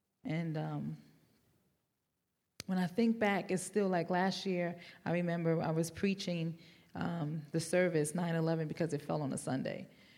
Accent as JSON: {"language": "English", "region": "New York", "country": "United States", "accent": "New York", "said": "And I'm from New York. You may have picked my accent up, but I've been here about 14 years now, so it's kind of hidden a little bit."}